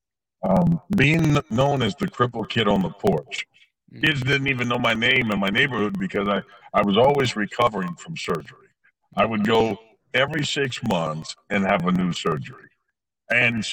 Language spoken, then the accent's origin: English; Anderson, Indiana, United States; I was born in Anderson, Indiana, and I was the only child.